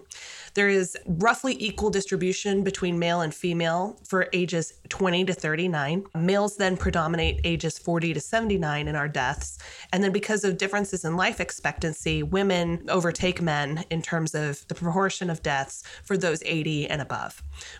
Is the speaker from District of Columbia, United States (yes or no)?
no; Colorado, United States; when I grew up in Colorado